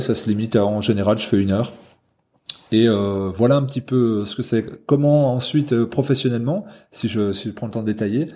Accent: Haute-Saône, Bourgogne-Franche-Comté, France; moved away as an adult; now in Jura, France; Là j'habite dans le Jura depuis une dizaine d'années mais je suis originaire de Haute-Saône donc franc-comtois

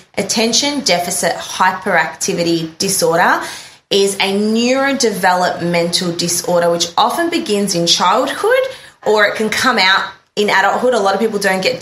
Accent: Melbourne, Victoria, Australia; We are both from Melbourne, Australia

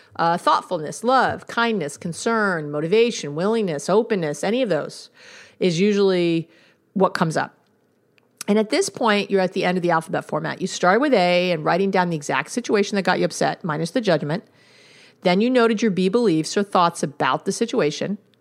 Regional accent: New York City, New York, United States; I'm from New York

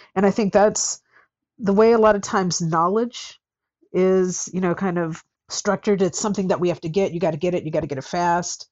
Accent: United States; I'm American

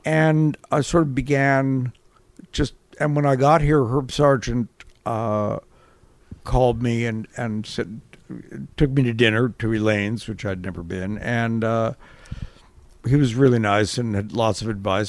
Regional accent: Toronto, Ontario, Canada; moved away as an adult; also born or lived in London; when I was growing up in Toronto

